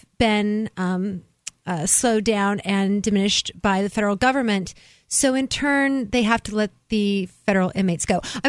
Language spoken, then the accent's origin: English; Oregon, United States; moved away; I'm originally from Oregon